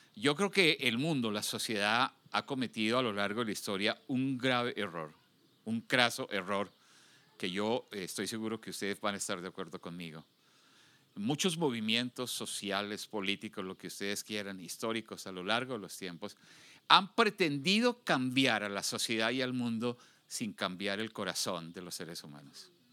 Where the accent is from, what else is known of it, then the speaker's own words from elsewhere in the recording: Colombia; now in Houston, United States; cuando estaba en mi país, Colombia, de origen